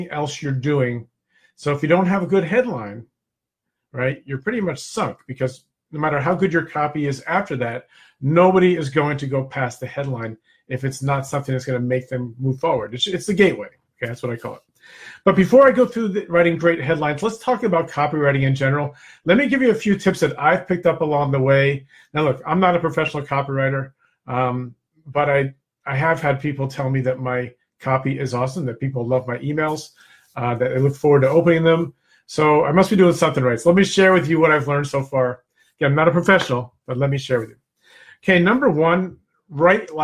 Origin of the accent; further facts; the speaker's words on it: New Jersey, United States; also born or lived in Naples, Florida; I'm from Jersey, too. I split my time now between Naples, Florida, and New Jersey.